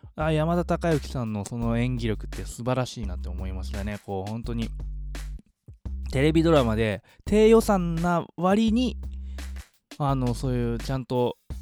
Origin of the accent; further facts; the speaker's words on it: Yokohama, Kanagawa, Japan; イソゴは自分の地元なんでね